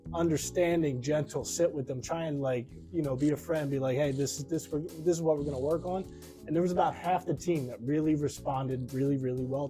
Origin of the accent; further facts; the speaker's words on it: New Jersey, United States; I'm from New Jersey